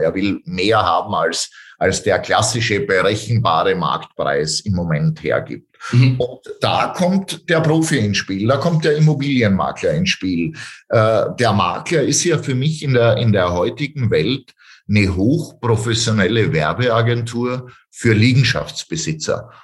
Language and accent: German; Styria, Austria; ich komme aus der Steiermark